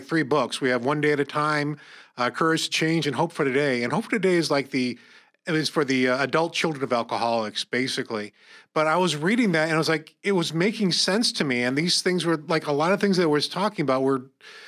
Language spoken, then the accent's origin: English; Corning, New York, United States; We grew up in Corning